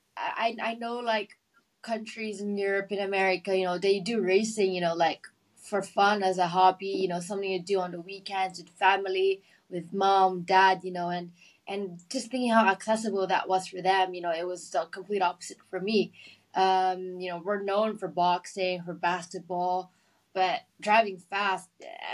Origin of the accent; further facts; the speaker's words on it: Philippines; growing up in the Philippines